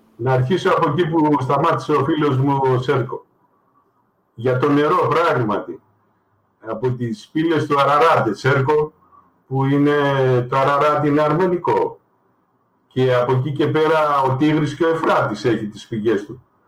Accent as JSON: {"language": "Greek", "country": "Greece", "said": "εγώ είμαι Έλληνας πολίτης ασυριακής καταγωγής"}